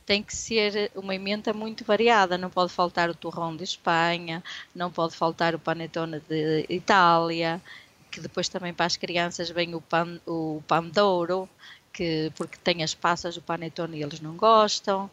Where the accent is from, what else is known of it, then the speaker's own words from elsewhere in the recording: Barcelos, Norte, Portugal; moved away as an adult; also born or lived in Santa Maria da Feira / Spain; eu saí do Dorrães